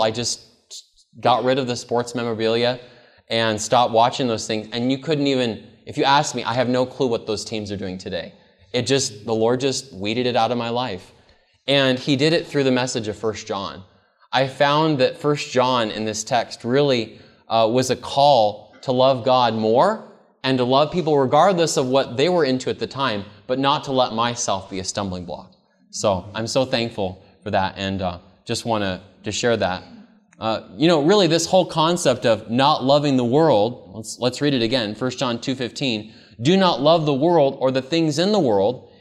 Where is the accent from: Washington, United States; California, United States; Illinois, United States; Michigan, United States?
California, United States; Modesto; I grew up actually in Modesto, California, and I was born in nineteen eighty-seven